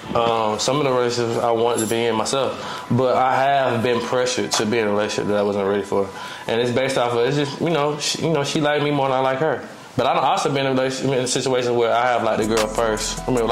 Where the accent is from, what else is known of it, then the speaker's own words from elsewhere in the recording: Atlanta, Georgia, United States; I'm from Atlanta.